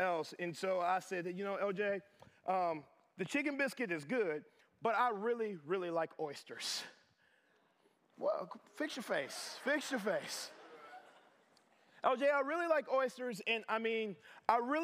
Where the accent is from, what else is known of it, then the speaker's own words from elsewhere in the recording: Atlanta, Georgia, United States; now in Nashville, United States; I'm originally from Atlanta, Georgia